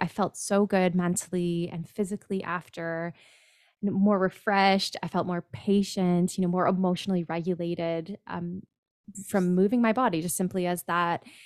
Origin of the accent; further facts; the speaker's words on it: Kitchener, Ontario, Canada; I'm from Kitchener, Ontario, Canada, north of you